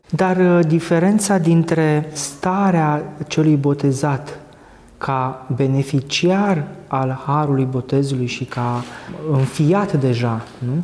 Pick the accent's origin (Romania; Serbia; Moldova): Romania; mulți dintre noi ca creștini ortodoxi, ca români